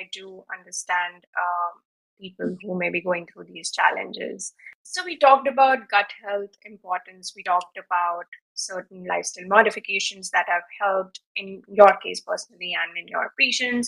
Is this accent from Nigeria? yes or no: no; India; now in United States; living in India and being Indian, even if now I'm living in the US